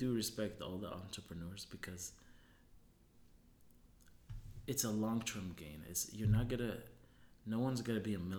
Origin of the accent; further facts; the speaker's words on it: Hamilton, Ontario, Canada; moved away as an adult; also born or lived in Germany / Tunisia; now in Winnipeg, Canada; I grew up in Hamilton